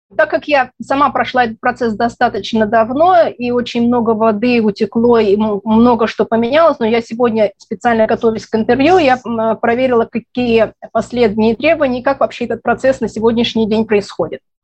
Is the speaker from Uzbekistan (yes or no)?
yes; Tashkent, Uzbekistan; moved away as an adult; also born or lived in Israel; now in Ottawa, Canada; Родилась в Ташкенте, в Советском Союзе, в Узбекистане. В 1989 году, когда стало не совсем спокойно, мы переехали в Израиль.